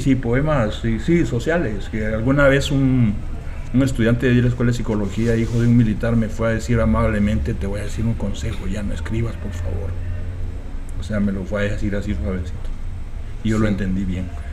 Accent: Guatemala; moved away as an adult; now in United States

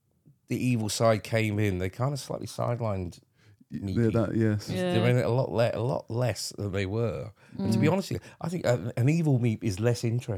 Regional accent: St Albans, East of England, United Kingdom; from my hometown, by the way, folks. St. Albans, represent.

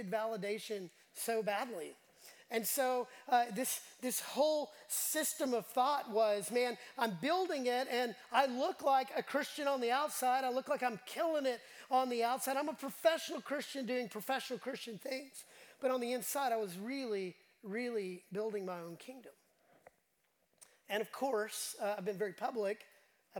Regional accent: Dallas, Texas, United States; moved away as an adult; also born or lived in The Woodlands, Texas / Houston, Texas; I grew up in Dallas

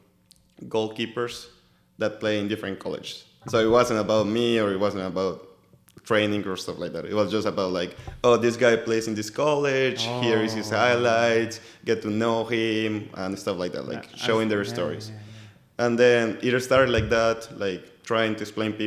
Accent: Colombia; English is a second language; moved away as an adult; now in Oklahoma City, United States; I was born and raised in Colombia.

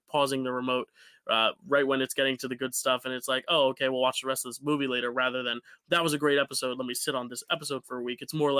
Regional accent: New Jersey, United States; I'm from Joysy, and it's like, no, we don't say that.

